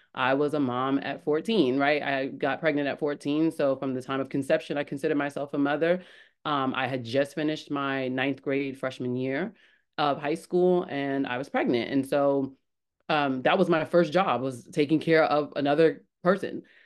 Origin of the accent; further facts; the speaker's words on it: New York City, New York, United States; I was born in the Bronx